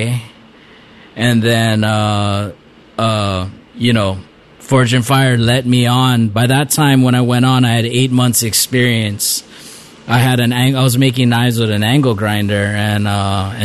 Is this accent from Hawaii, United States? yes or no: yes; Waimea, Hawaii, United States; also born or lived in Kohala, Hawaii; growing up in Kohala and in Waimea, if you didn't fight when somebody wanted to fight, you never make it through school